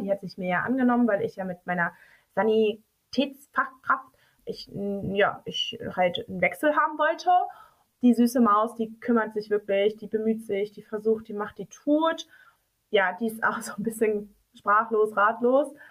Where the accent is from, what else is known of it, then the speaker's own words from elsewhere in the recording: Dortmund, North Rhine-Westphalia, Germany; Wir kommen beide aus Dortmund und wir reden so, wie uns der Mund gewachsen ist